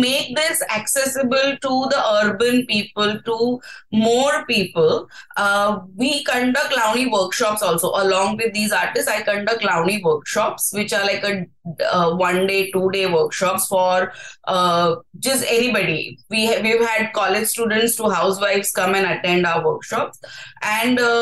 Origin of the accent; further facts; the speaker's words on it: Mumbai, Maharashtra, India; I'm from Bombay